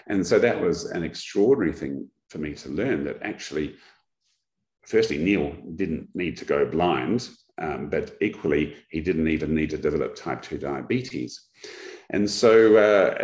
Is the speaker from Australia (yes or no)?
yes; Australia